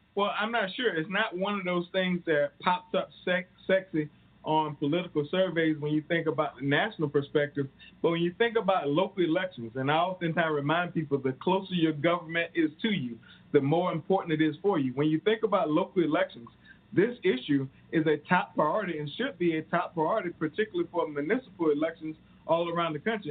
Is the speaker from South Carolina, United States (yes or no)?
yes; rural South Carolina, United States; I'm from South Carolina. I grew up in rural South Carolina